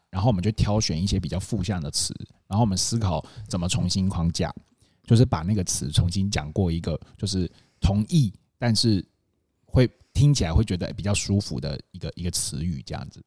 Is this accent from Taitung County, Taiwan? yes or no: yes; Taitung, Taitung County, Taiwan; 我们家，我们小时候都在台东长大这样子